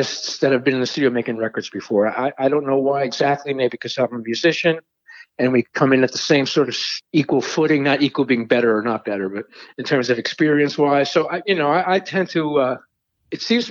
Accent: New York City, New York, United States; I'm from Brooklyn

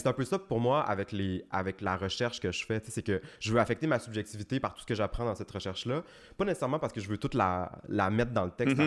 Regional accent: Chicoutimi, Quebec, Canada; j'ai grandi à Chicoutimi, puis à Chicoutimi encore. Mais toute ma famille vient du Lac-Saint-Jean, de Dolbeau

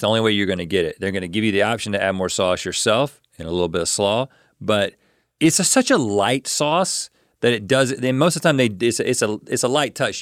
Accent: eastern North Carolina, United States; I'm from North Carolina, and I'm kind of from eastern North Carolina

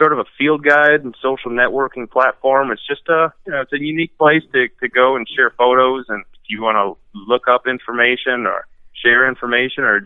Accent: Wisconsin, United States; I'm from Wisconsin

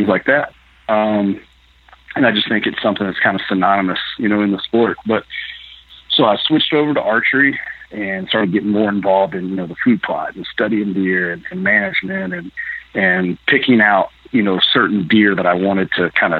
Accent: Lexington, Kentucky, United States; moved away as an adult; now in Iowa, United States; Where I grew up in Lexington, Jesmond County area

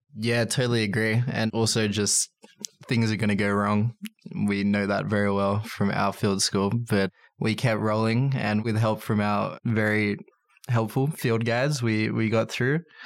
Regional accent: Australia; as an Australian

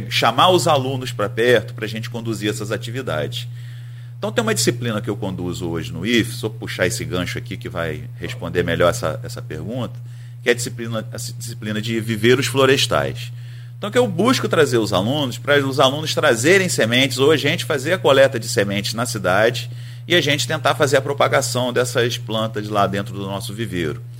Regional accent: Nova Friburgo, Rio de Janeiro, Brazil; now in Campos dos Goytacazes, Brazil; Eu estou em Campos desde 1997. Você é do? Eu sou de Nova Friburgo. Ah, então. Da região serrana aqui do Rio

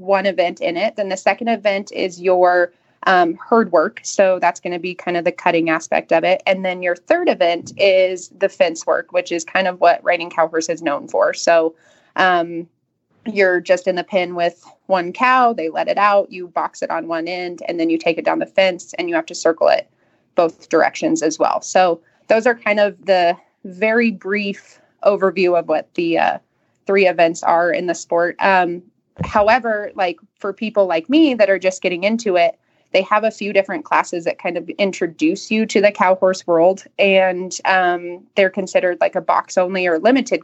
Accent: Colorado, United States; I grew up in Colorado. I'm a Colorado native.

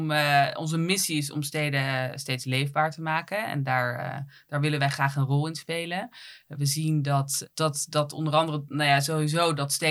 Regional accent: Netherlands; Eh, het feit dat wij uit Nederland komen, dat, dat, dat is heel belangrijk voor, voor, voor, voor consumenten.

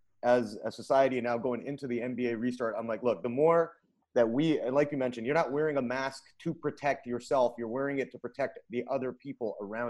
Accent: Vancouver, British Columbia, Canada; now in United States; I'm from Vancouver, Canada

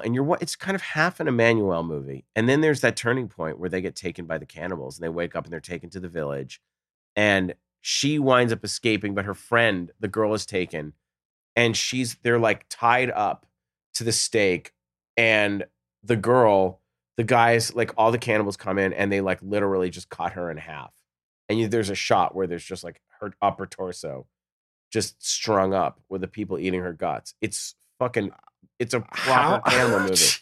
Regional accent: Newton, Massachusetts, United States; I grew up in Newton, which was suburbia, right outside Boston.

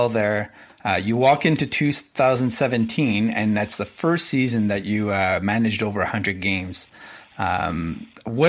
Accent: Montreal, Quebec, Canada; moved away; I grew up in Montreal initially

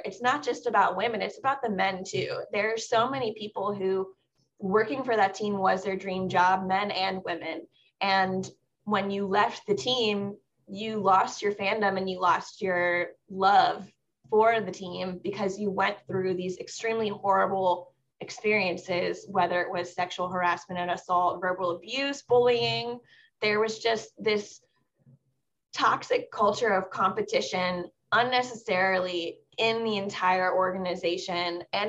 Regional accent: Southern Maryland, United States; I grew up in the area. I grew up in Southern Maryland

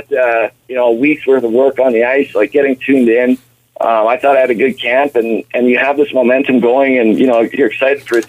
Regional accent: Edmonton, Alberta, Canada; I grew up in Edmonton. I'm an Oilers fan growing up

